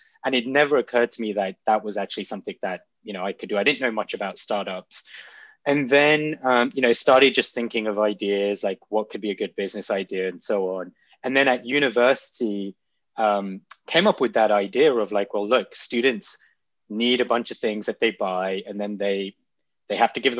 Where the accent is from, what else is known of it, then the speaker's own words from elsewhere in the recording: London, United Kingdom; also born or lived in Nairobi, Kenya / South East England; So I grew up in London. My dad's family was from Kenya. So I spent a few years in Kenya, Nairobi, then moved to London, and then pretty much kind of grew up in Southeast England.